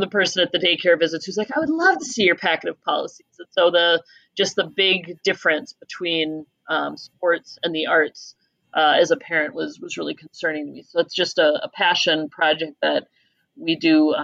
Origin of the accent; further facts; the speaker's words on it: Minnesota, United States; being a Minnesotan kid